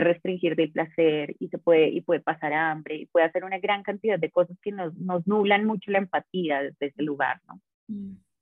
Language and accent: Spanish; Colombia; soy, soy de acá de Colombia